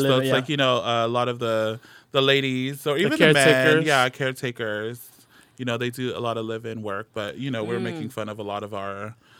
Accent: Sacramento, California, United States; now in Napa, United States; But I'm originally from South Sacramento.

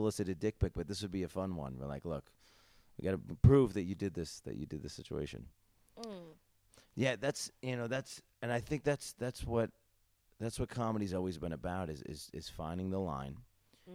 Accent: United States; As an American comedian

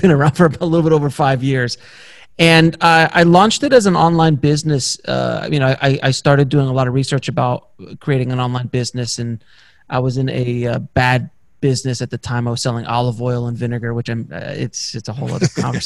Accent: Miami, Florida, United States; moved away as an adult; now in Los Angeles, United States; I was from Miami and I came out

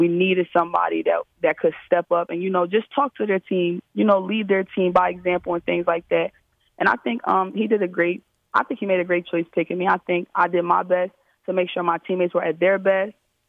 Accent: Philadelphia, Pennsylvania, United States; Oh, yeah. We get to it in Philly. You know, we're playing out on the concrete.

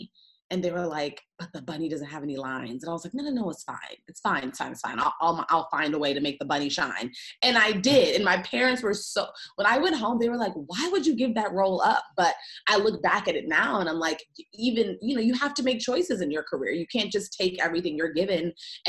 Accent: Washington, District of Columbia, United States; Like, you're just going to Los Angeles, 3,000 miles. I'm from Washington, D.C. area. They're like, you're going 3,000 miles away from home, you know, to chase this dream.

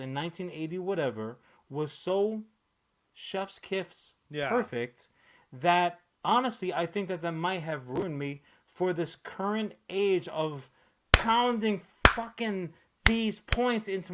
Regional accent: New York City, New York, United States; I'm a child growing up in Brooklyn on the Brooklyn-Queens border

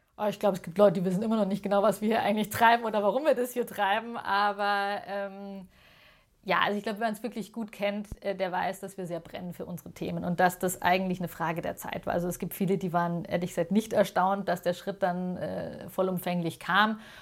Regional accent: Munich, Bavaria, Germany; ich bin tatsächlich in Münderkindl und in Heidhausen groß geworden

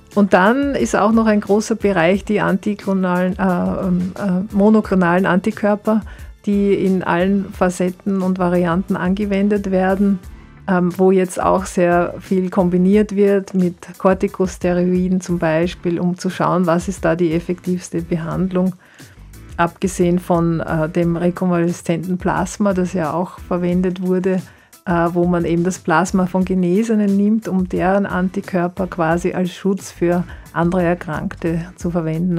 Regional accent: Austria

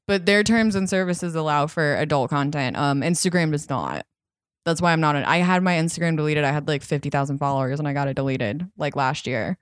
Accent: outside of Boulder, Colorado, United States; moved away; I grew up outside of Boulder, which is pretty liberal

